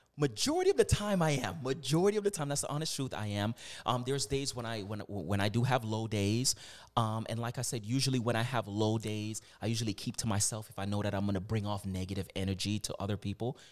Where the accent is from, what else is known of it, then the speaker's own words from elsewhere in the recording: Virginia, United States; moved away as an adult; also born or lived in Canada (born); now in Toronto, Canada; I'm from the United States. I'm from Virginia.